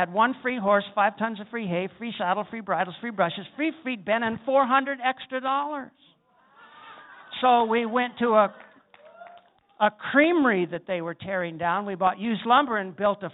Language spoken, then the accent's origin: English; South Dakota, United States; I'm a cowboy from South Dakota, I grew up riding horses